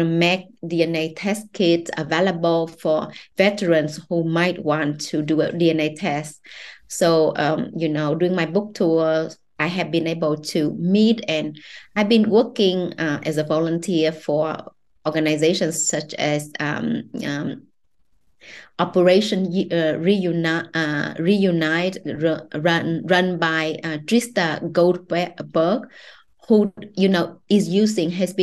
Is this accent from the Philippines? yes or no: no; Vietnam; I grew up in Vietnam, you know, I know Vietnamese women, I'm a Vietnamese woman